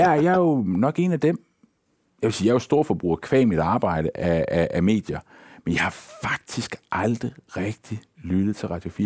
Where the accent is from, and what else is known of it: Denmark